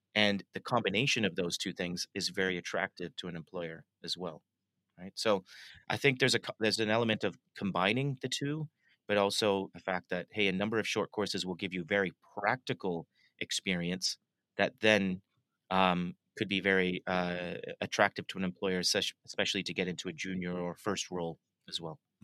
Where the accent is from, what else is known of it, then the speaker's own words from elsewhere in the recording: Toronto, Ontario, Canada; moved away as an adult; now in London, United Kingdom; I was born and raised in in Toronto, uh, and I moved to London about 19